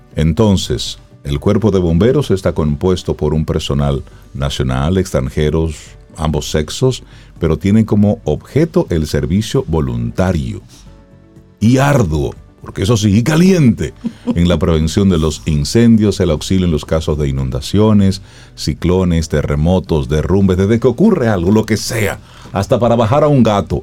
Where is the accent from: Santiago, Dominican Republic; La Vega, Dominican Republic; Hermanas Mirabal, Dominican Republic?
Hermanas Mirabal, Dominican Republic; Salcedo; moved away; yo sé de Salcedo